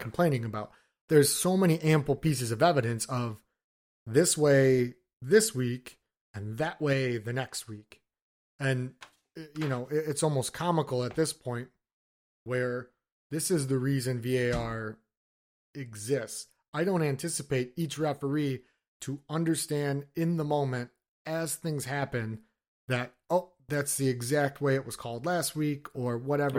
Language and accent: English; Detroit, Michigan, United States; we're from Detroit